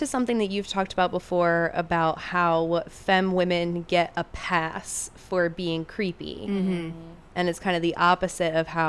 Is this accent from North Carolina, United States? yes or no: no; New Jersey, United States; growing up in New Jersey on the East Coast